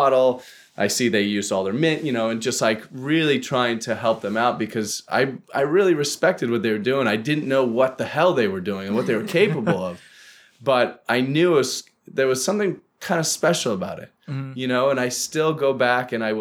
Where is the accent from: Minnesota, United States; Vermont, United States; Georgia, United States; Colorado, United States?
Colorado, United States; moved away; I grew up in Colorado